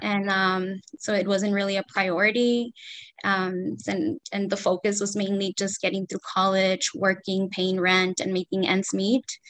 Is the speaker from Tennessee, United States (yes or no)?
no; Los Angeles, California, United States; I was born and raised in Los Angeles, California.